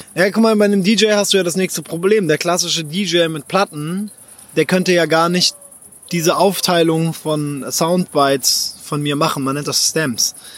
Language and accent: German; Japan; moved away; ich bin in Japan aufgewachsen